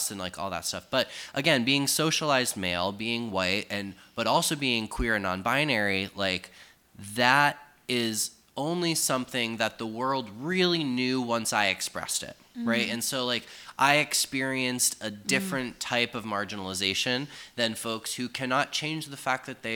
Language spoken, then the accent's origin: English; Sturbridge, Massachusetts, United States; I grew up in a middle upper class family in a suburban suburb of central Massachusetts